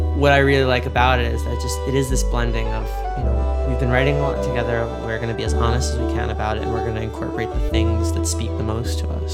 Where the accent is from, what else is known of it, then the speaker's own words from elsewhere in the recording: New York, United States; now in Los Angeles, United States; I'm from New York